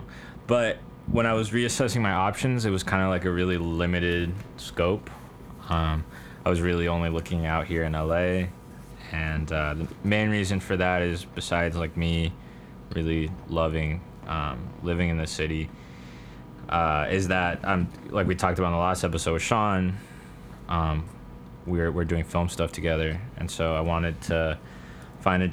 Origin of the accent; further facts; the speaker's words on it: Caribbean coast of Colombia, Colombia; I'm from the Caribbean coast of Colombia